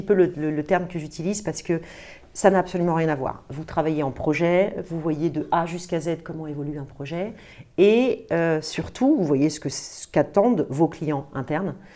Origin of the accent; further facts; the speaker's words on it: Paris, Île-de-France, France; Je, je viens euh, euh, de Paris. Je suis vraiment parisienne